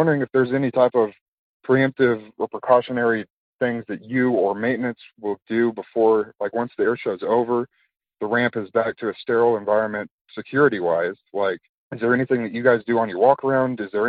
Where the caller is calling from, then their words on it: Fort Collins, Colorado, United States; I'm calling from Fort Collins, Colorado.